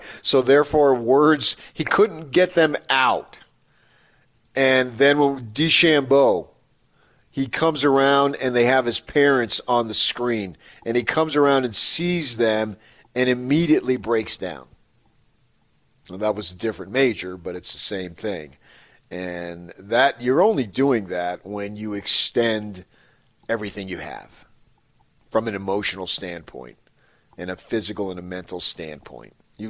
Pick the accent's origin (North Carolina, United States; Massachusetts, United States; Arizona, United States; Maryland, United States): Arizona, United States; Phoenix; moved away; he knows I grew up in Phoenix.